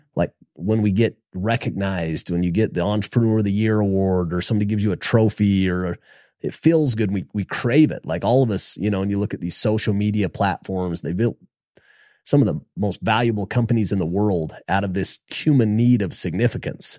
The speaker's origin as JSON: {"language": "English", "town": "Logan", "region": "Utah", "country": "United States", "said": "I was from Logan"}